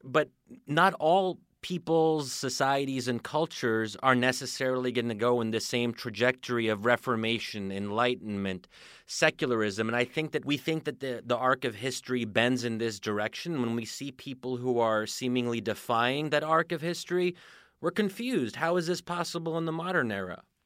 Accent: United States; as an American

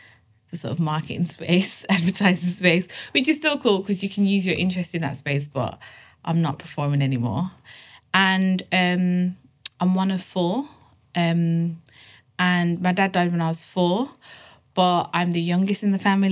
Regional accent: Birmingham, West Midlands, United Kingdom; now in London, United Kingdom; I'm from Birmingham. And originally from Birmingham, but now live in London.

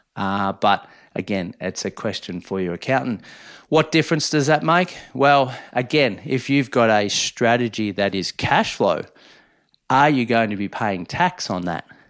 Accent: Minyip, Victoria, Australia; moved away; I've always wanted to be a ratepayer back in my hometown

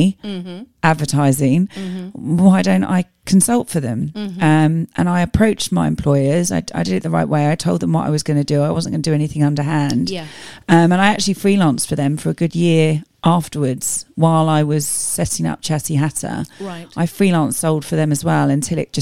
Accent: Tunbridge Wells, South East England, United Kingdom; I was born in Tunbridge Wells, grew up in Tunbridge Wells, never left Tunbridge Wells.

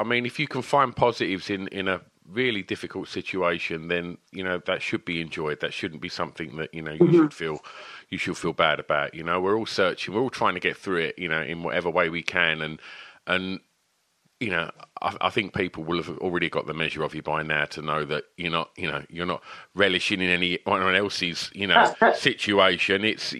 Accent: East of England, United Kingdom

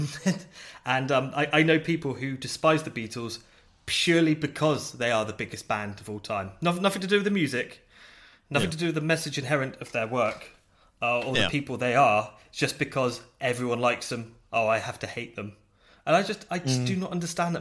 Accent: United Kingdom; I'm British

